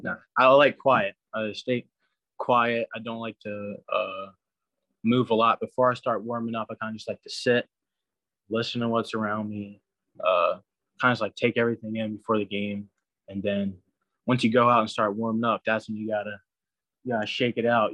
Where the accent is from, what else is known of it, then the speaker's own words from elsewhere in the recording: New Jersey, United States; I'm from New Jersey